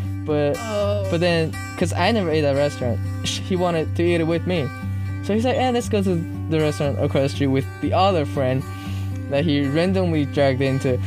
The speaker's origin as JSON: {"language": "English", "area": "Long Island", "region": "New York", "country": "United States", "tie": "born or raised there", "said": "I'm a Chinese that grew up in Long Island"}